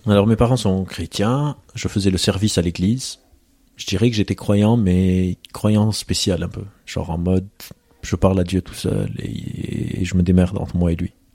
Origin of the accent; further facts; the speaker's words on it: Lebanon; je viens du Liban, j'ai grandi au Liban, dans un contexte de guerre civile